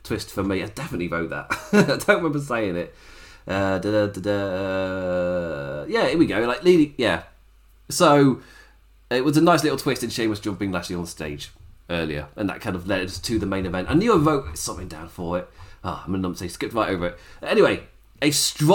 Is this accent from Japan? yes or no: no; England, United Kingdom; as an Englishman